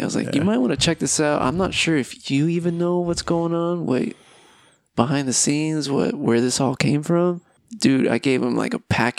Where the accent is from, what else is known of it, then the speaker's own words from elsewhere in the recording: California, United States; now in Utah, United States; I'm from California